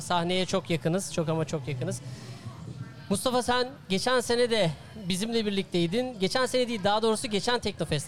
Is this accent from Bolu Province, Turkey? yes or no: no; Erbaa, Tokat, Turkey; Ben değer Erbağlıyım